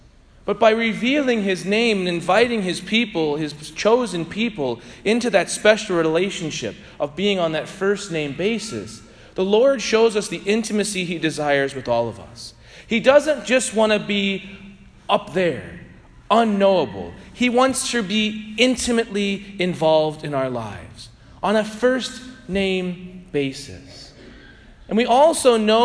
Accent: St. Louis, Missouri, United States; I grew up in St. Louis near Benedictine Abbey when my grandparents were parishioners.

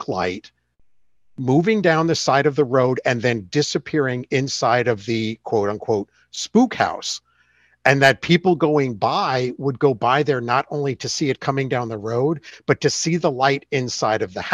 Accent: New York, United States; moved away as an adult; now in Ohio, United States; I grew up in New York State

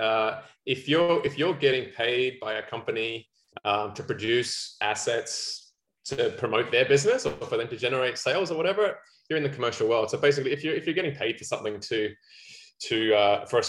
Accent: Australia; accent: Aussie; also born or lived in New Zealand; now in Vancouver, Canada; I'm very south of the border from Australia, and I've been in Vancouver for, this will be coming out my 10th year in November

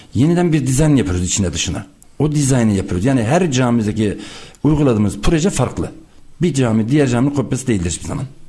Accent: Erfelek, Sinop, Turkey; Sinop Erfelek doğumluyum.

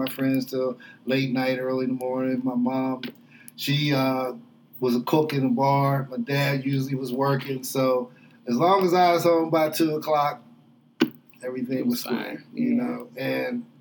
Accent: Braddock, Pennsylvania, United States; growing up in Braddock was a treat

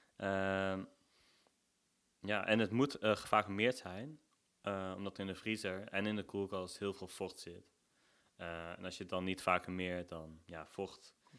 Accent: Nijmegen, Gelderland, Netherlands; Ik kom uit Nijmegen. ik woon hier ook al 28 jaar.

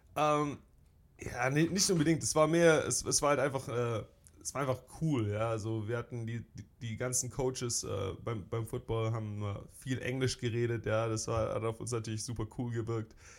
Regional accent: Stuttgart, Baden-Württemberg, Germany; also born or lived in Filderstadt; now in United States; ich bin, äh, bin in Stuttgart geboren im, oh, ich will sagen, Marienhospital direkt okay. Äh, äh, damals und auch in Stuttgart aufgewachsen, zur Schule gegangen

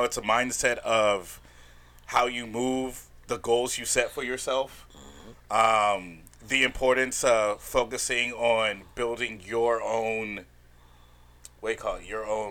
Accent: Mobile, Alabama, United States; moved away as an adult; now in Los Angeles, United States; I'm originally from Mobile, Alabama. That's where I was born

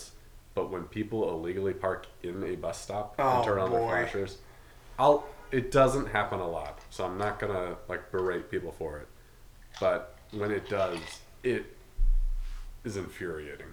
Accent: Washington, United States; now in Chicago, United States; I'm from Washington

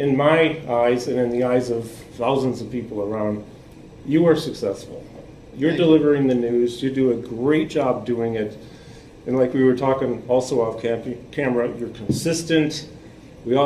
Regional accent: Syracuse, New York, United States; moved away; I'm actually coming at you from my hometown here, Syracuse, New York

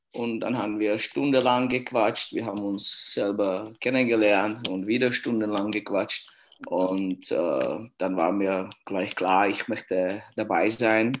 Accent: Litvínov, Ústí nad Labem Region, Czechia; German is a second language; moved away as an adult; Ich bin da in Litwinow aufgewachsen und äh, auch geboren hier

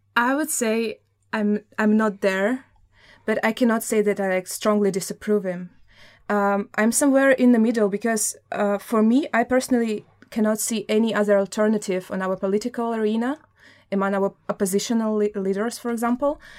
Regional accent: Samara, Samara Oblast, Russia; moved away as an adult; also born or lived in Saint Petersburg, Russia; now in Denmark; I was born in Samara, which is in the European part of Russia, but I spent my, um, five of my years of my bachelor in Saint Petersburg, Russia

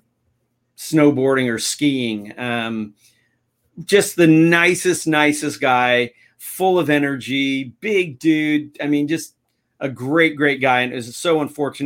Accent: United States; us from the U.S.

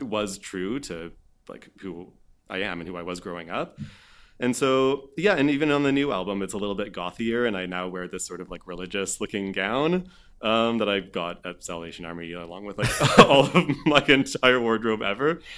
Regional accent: Vancouver Island, British Columbia, Canada; moved away as an adult; also born or lived in Montreal; I grew up on Vancouver Island

